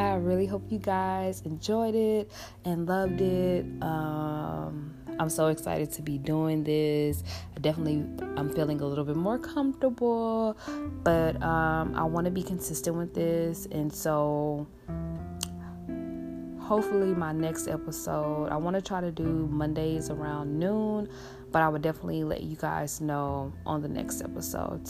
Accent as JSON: {"language": "English", "town": "Houston", "region": "Texas", "country": "United States", "tie": "born or raised there", "said": "my hometown in Houston, Texas"}